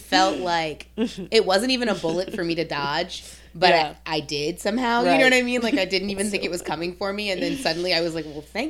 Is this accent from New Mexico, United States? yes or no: no; New Orleans, Louisiana, United States; we're both from New Orleans.